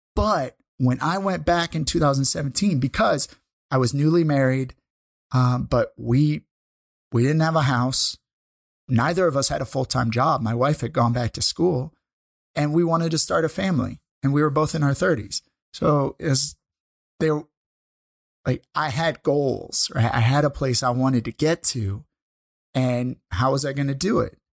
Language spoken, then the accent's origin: English; St. Louis, Missouri, United States; moved away as an adult; now in Canada; we went from my hometown of Saint Louis up here to Canada.